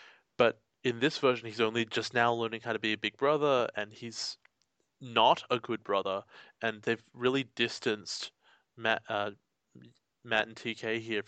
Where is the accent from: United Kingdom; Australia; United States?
Australia